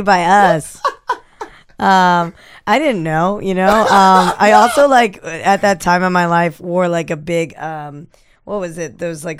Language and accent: English; New Hampshire, United States; I grew up in New Hampshire, a lot of anything that seemed vaguely not white was at discount stores.